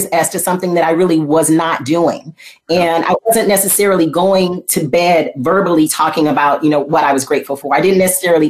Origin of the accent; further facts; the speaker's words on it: Flint, Michigan, United States; I was born in Flint, Michigan, and I went to school basically in elementary school, kindergarten with my little plastic briefcase.